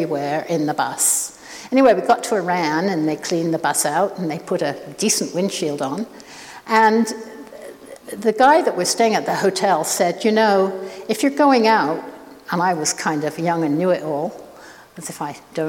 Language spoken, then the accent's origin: English; Oxford, South East England, United Kingdom; also born or lived in Saskatoon; now in Canada; I was born in Oxford. I still feel that that is my home